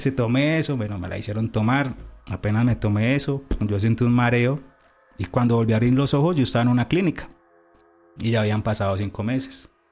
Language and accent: Spanish; Cartago, Valle del Cauca, Colombia; Yo estaba eh, estudiando en Cartago Valle, yo soy de Cartago Valle